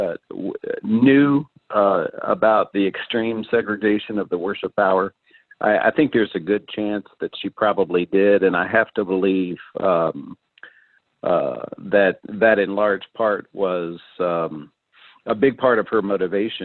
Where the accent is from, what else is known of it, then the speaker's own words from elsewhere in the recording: Louisville, Kentucky, United States; I went to one of the most highly integrated public high schools in Kentucky.